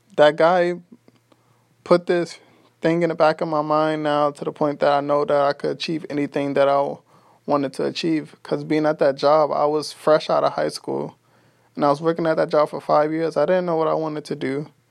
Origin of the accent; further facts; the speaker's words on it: New York City, New York, United States; now in Texas, United States; I'm from Brooklyn, New York. I currently live in Texas